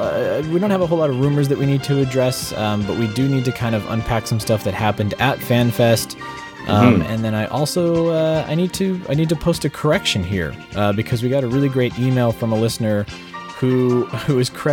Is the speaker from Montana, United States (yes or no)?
no; Kansas City, Missouri, United States; I am from Kansas City, Missouri, and I drive by the cave area often.